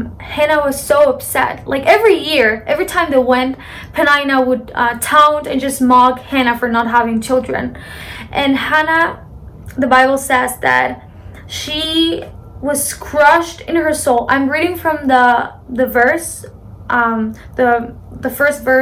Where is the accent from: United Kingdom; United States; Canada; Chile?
Chile; from Chile, South America, Chile for the Latins